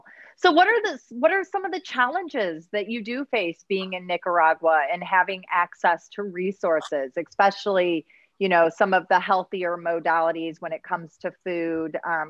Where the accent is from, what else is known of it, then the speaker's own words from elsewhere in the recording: Midwest, United States; moved away as an adult; I grew up in the Midwest. It was miserable. I hated it.